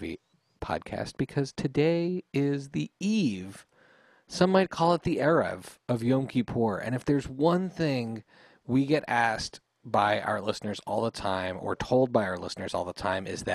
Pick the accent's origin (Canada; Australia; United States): Canada; We learned English in Canada, which means we spent half the time learning French